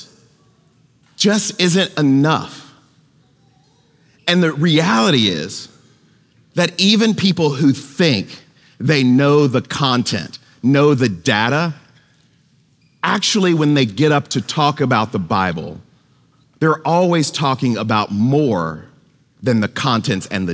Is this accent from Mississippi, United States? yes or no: yes; Goshen, Mississippi, United States; the church where I grew up in Goshen, Mississippi